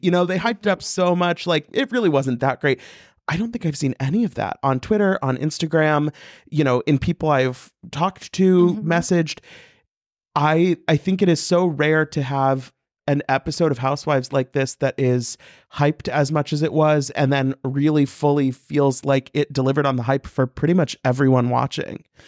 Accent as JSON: {"language": "English", "region": "Missouri", "country": "United States", "said": "I'm from Missouri."}